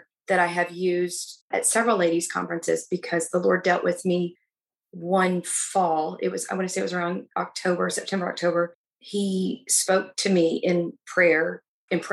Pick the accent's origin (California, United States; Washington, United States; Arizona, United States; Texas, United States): Texas, United States; now in Illinois, United States; I'm actually originally from Texas